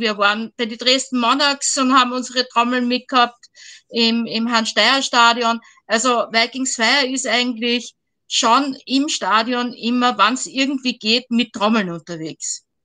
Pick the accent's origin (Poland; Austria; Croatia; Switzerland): Austria; Vienna; ich komme aus Wien